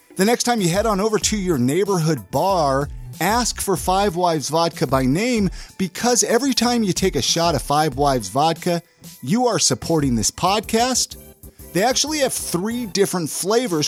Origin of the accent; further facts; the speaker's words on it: Ventura, California, United States; now in Utah, United States; I grew up down in Ventura